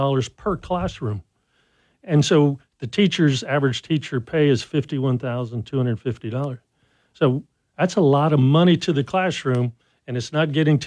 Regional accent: Lake Arthur, Louisiana, United States; now in Lafayette, United States; Born and raised in Lake Arthur

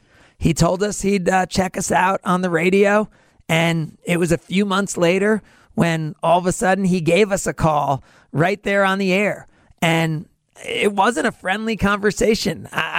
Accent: New Jersey, United States; moved away as an adult; also born or lived in Georgia; now in Wisconsin, United States; I'm from New Jersey. I went to Emory University. I had never been to the state of Wisconsin until 1996.

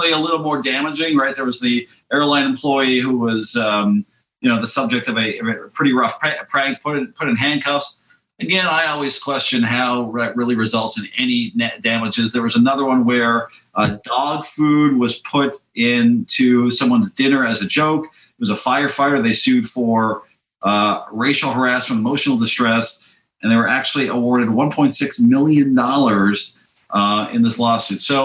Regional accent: Montreal, Quebec, Canada; growing up in Montreal, again, diehard Expos fan

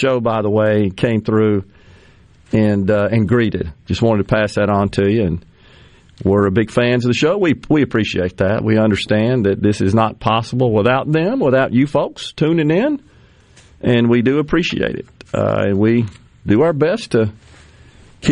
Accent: Boston, Massachusetts, United States; now in Mississippi, United States; I'm from Boston

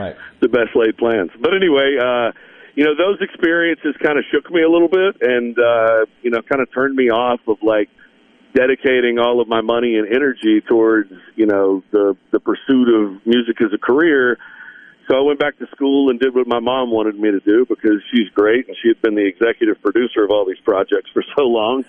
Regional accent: Meridian, Mississippi, United States; also born or lived in Greenville, Mississippi; now in Nashville, United States; growing up in Meridian and Greenville, kind of during my really formative years

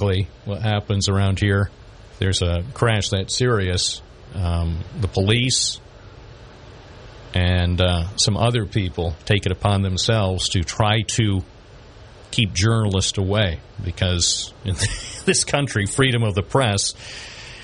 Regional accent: Binghamton, New York, United States; This is my hometown. I was born in Binghamton

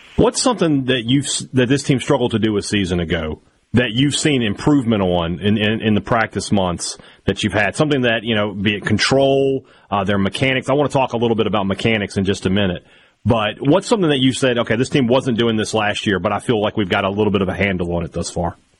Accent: Vicksburg, Mississippi, United States; Vicksburg, my hometown

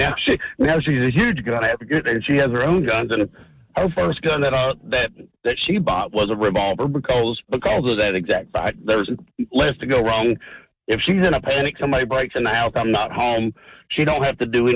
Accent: West Virginia, United States; also born or lived in Tennessee; now in Cherry Hill, United States; I grew up in West Virginia. I think my first birthday was my first gun, and then I lived in Tennessee for 26 years

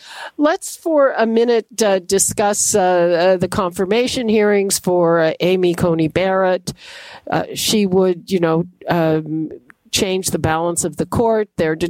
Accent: Canada; as a Canadian

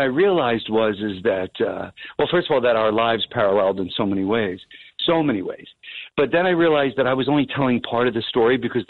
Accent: Woodbridge, New Jersey, United States; I'm from Woodbridge.

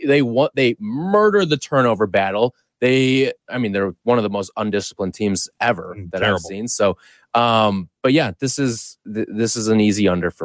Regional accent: Syracuse, New York, United States; my hometown pick here, Syracuse

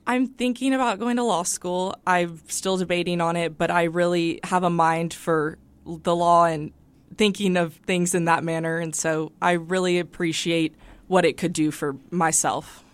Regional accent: El Paso, Texas, United States; I grew up on the west side. I went to Coronado High School

